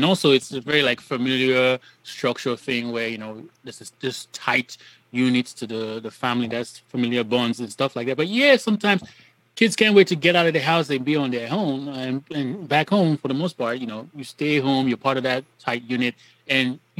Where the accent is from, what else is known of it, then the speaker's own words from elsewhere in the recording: Nigeria; moved away as an adult; I grew up in Nigeria and came here, for I think it was 2002 for college